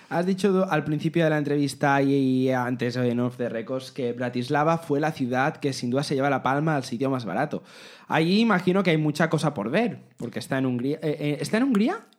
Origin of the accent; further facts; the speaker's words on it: Majorca, Balearic Islands, Spain; en Mallorca piensa que solo tenemos dos embalses de agua